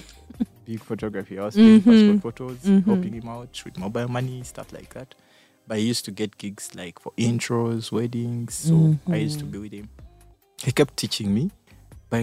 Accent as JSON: {"language": "English", "town": "Kampala", "region": "Central Region", "country": "Uganda", "tie": "born or raised there", "said": "I grew up in Bunga"}